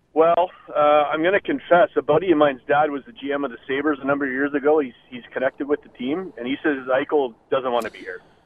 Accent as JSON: {"language": "English", "country": "Canada", "said": "I'm a Canadian by trade, but an American by heart."}